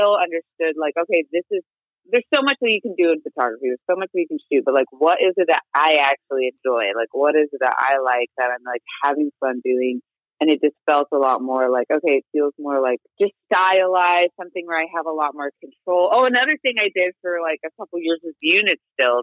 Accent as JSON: {"language": "English", "town": "Moreno Valley", "region": "California", "country": "United States", "tie": "born or raised there", "said": "I grew up in Moreno Valley, which is in the Inland Empire in Southern California"}